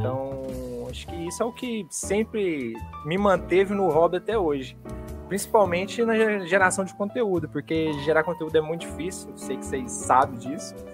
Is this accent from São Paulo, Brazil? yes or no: no; Minas Gerais, Brazil; Bom, cara … eu sou aqui de Minas, interiorzão de Minas